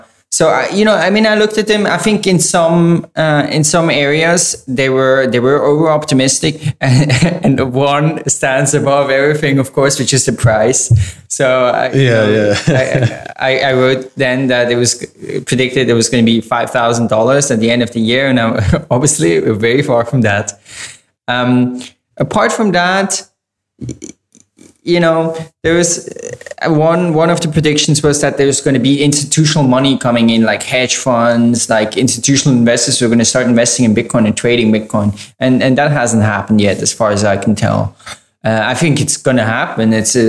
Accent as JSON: {"language": "English", "country": "Ukraine", "said": "from Ukraine."}